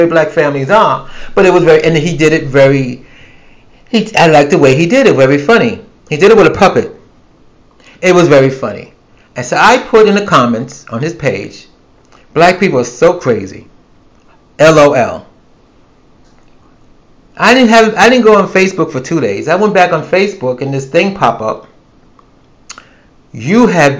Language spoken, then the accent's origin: English; New York City, New York, United States; moved away as an adult; now in the South, United States; I'm a New Yorker. I was born and raised in New York City